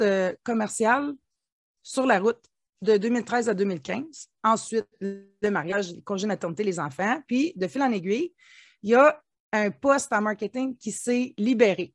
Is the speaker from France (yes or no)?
no; Ontario, Canada; je suis franco-ontarienne. On peut penser que je suis du Québec, quoique le Québec est voisin de l'Ontario. Euh, moi, je suis native d'une petite communauté de 5000 habitants.